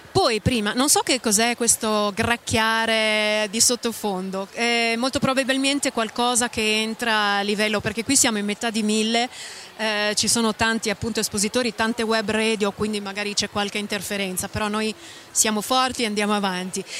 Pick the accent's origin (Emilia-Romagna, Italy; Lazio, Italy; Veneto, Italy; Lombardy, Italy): Emilia-Romagna, Italy; Bologna; Anch'io da bolognese